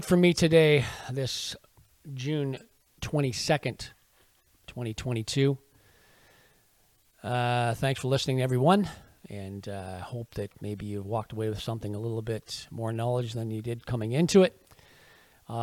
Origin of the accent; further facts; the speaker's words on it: Canada; us as Canadian citizens